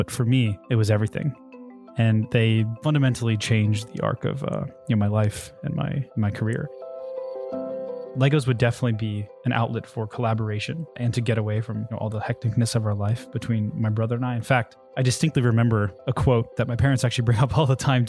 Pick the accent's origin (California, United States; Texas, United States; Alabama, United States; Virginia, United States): Virginia, United States; Charlottesville; born there; So I was born in Charlottesville, Virginia, which coincidentally is actually where I went to school.